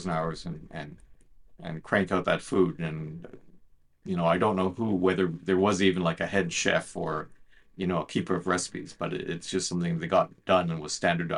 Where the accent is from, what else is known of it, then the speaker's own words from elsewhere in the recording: Ottawa, Ontario, Canada; I've been a full-time journalist for 33 years here at the Ottawa Citizen, my hometown newspaper